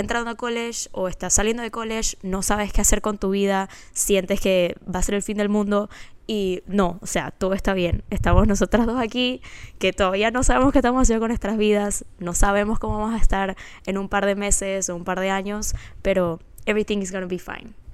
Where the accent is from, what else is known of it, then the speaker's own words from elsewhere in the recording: Panama; also born or lived in Florida, United States; now in Dallas, United States; soy panameña